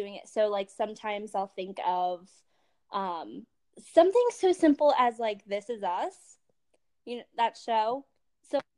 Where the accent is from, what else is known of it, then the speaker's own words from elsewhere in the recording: Harrisburg, Pennsylvania, United States; I'm from Harrisburg area, Pennsylvania area